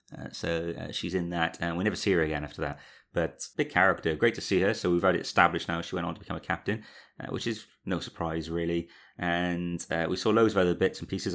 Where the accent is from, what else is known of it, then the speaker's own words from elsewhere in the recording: Cardiff, Wales, United Kingdom; we're all from around the Cardiff area